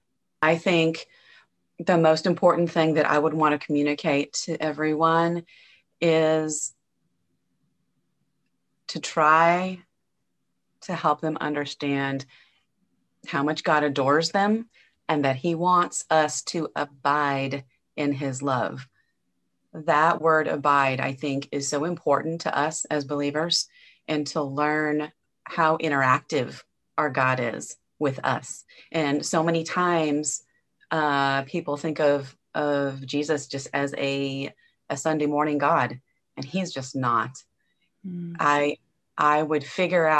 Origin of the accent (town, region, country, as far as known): Nebraska, United States; born or raised there; now in Angleton, Texas, United States